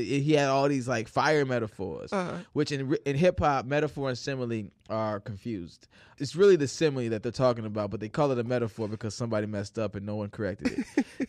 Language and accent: English; Chicago, Illinois, United States; also born or lived in St. Louis; I was born in St. Louis until I was about 7 years old, and then I was forced to move because I was a child. I did not have a say. And we came to Chicago, and then we moved out to the suburbs right after that.